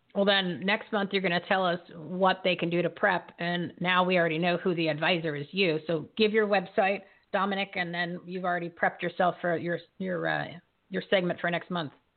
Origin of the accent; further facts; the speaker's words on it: New Jersey, United States; I'm from New Jersey